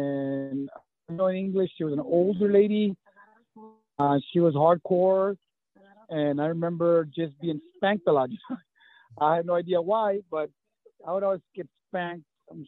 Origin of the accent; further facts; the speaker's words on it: Pharr, Texas, United States; first language Spanish; English is a second language; also born or lived in Findlay, Ohio; I grew up in Far.